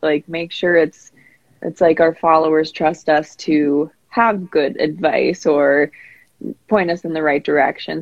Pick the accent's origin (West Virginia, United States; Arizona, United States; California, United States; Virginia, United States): California, United States; San Diego; now in Spearfish, United States; I grew up in San Diego and I've lived here in Spearfish, South Dakota for a few years now